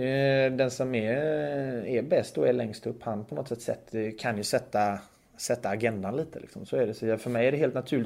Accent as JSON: {"language": "Swedish", "country": "Sweden", "tie": "born or raised there", "moved": "as an adult", "lives_now": "Zug, Switzerland", "said": "jag är ju uppvuxen i Sverige"}